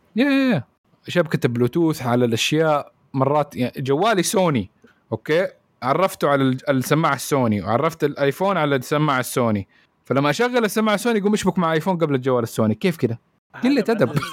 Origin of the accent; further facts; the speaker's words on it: Saudi Arabia; عندنا في السعوديه